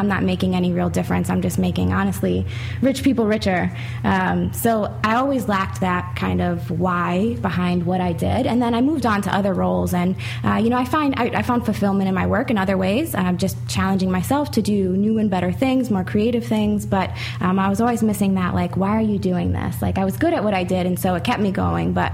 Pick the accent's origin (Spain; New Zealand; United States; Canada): United States; Buffalo, New York; I did grow up in Western New York, so I'm from Buffalo, the West Side, born and raised.